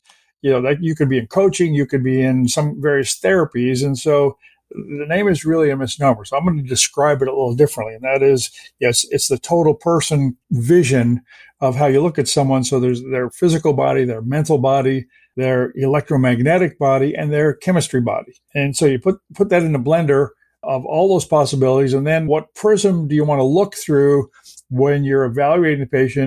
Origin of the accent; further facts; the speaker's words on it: Canada; English is a second language; I grew up in Canada